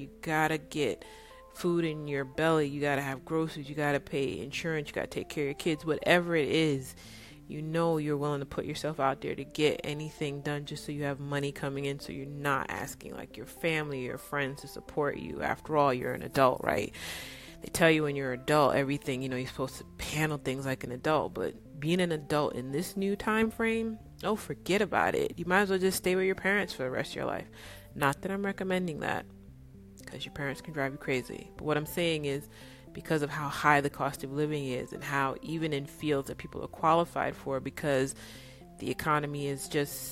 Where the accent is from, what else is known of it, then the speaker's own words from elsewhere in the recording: New York, United States; also born or lived in California; now in Dallas, United States; I grew up in New York